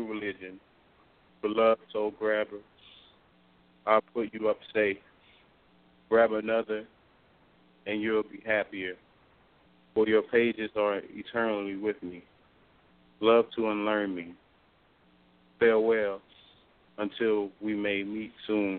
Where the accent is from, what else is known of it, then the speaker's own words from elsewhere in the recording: New Orleans, Louisiana, United States; I'm from New Orleans, and I'm a poet